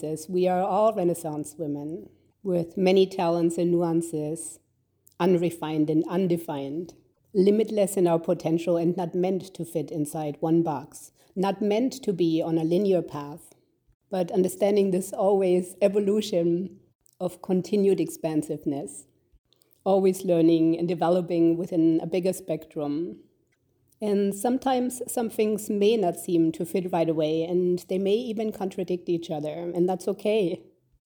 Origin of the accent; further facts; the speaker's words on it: Germany; Growing up in Germany in the 70s and 80s, I had a beautiful childhood